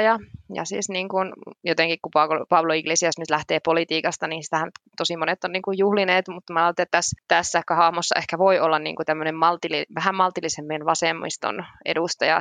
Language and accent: Finnish; Finland; now in Madrid, Spain; me ollaan Suomesta